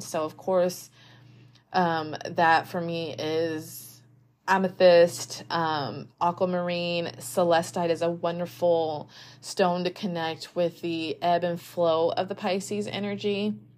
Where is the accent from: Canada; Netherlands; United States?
United States; as an American.